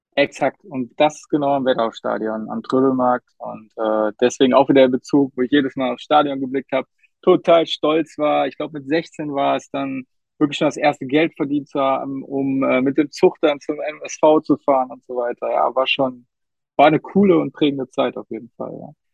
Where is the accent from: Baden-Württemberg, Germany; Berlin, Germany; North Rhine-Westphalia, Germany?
North Rhine-Westphalia, Germany; Duisburg; ich bin in Duisburg geboren